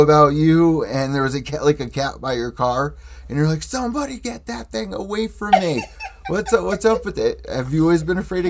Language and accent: English; New Haven, Connecticut, United States; New Haven, Connecticut.